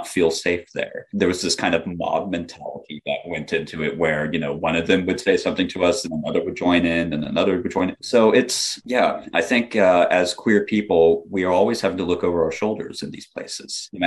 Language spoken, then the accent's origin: English; the South, United States; being a Southern person